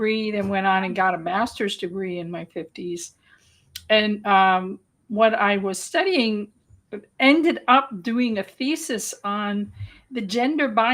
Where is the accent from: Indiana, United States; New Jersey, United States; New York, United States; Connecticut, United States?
New York, United States; New York City; I grew up on the Lower East Side of Manhattan in the early 1960s